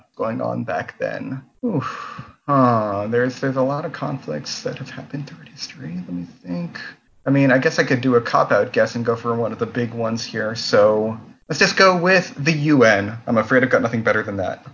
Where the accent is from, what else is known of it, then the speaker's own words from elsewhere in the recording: New Hampshire, United States; now in Washington, D.C., United States; here in uh, Washington, D.C., although New Hampshireite by birth and true nationality